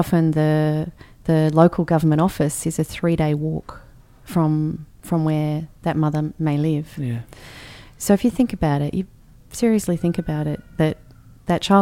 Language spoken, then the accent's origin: English; Canberra, Australian Capital Territory, Australia; we had great, great childhood growing up in Canberra